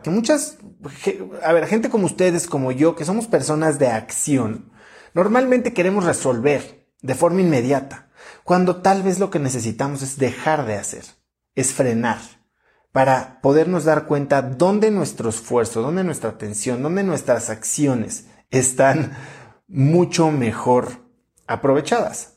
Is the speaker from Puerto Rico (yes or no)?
no; Mexico; los mexicanos somos muy buenos